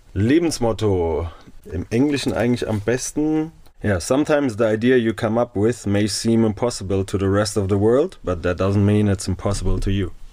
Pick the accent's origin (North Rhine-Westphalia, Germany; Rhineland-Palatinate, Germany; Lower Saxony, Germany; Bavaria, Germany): Rhineland-Palatinate, Germany; Bodenheim; also born or lived in Mainz / Zürich area, Switzerland; geboren in Mainz, aufgewachsen in Bodenheim